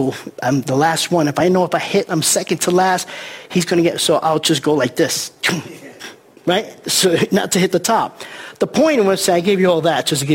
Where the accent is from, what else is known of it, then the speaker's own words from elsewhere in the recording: New York City, New York, United States; I grew up in the Bronx in New York City, and we used to play stickball on the streets